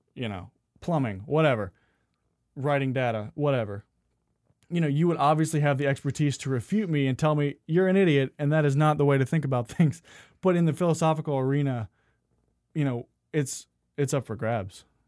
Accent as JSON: {"language": "English", "region": "the South", "country": "United States", "tie": "born or raised there", "also_born_or_lived": "Phoenix", "said": "growing up in the South"}